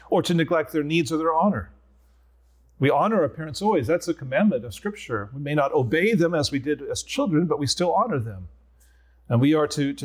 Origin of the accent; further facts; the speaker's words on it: Nebraska, United States; also born or lived in Philadelphia; now in Escondido, United States; I'm Nebraskan